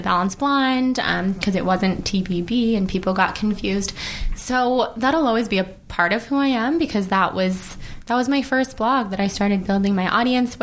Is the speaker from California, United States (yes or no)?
yes; Sacramento, California, United States; moved away as an adult; also born or lived in New York; now in Los Angeles, United States; I'm from Sacramento. I moved to LA like 8 years ago, lived in New York for a little while, been back here for a couple years